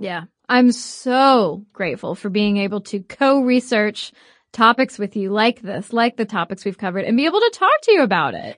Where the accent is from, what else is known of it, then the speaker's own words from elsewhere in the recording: United States; we are American